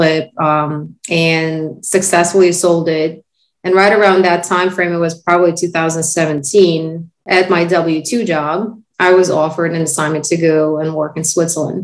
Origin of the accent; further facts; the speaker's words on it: Uzbekistan; first language Russian; English is a second language; moved away as an adult; now in United States; Back in 05, my husband and I both came from the country called Uzbekistan